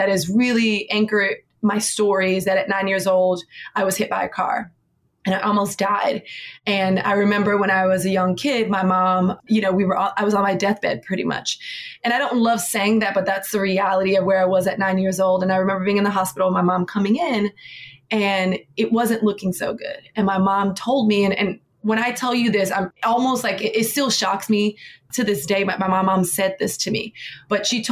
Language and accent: English; Miami, Florida, United States; now in New York City, United States; Born and raised in Miami, Florida.